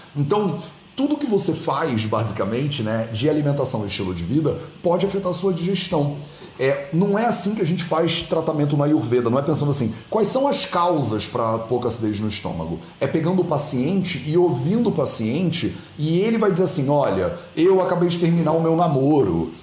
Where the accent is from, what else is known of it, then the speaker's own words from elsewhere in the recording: Rio de Janeiro, Brazil; moved away as an adult; also born or lived in India / Portugal; Eu fui criado no Rio de Janeiro, na beira da praia